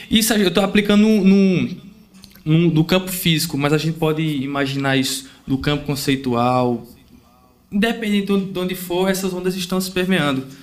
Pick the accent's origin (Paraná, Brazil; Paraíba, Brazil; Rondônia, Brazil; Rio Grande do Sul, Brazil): Paraíba, Brazil; Santana dos Garrotes; E temos eu e João Paulo, que nós somos do Vale do Piancó, no sertão. Eu sou da cidade de Santana dos Garrotes e ele de Garaci.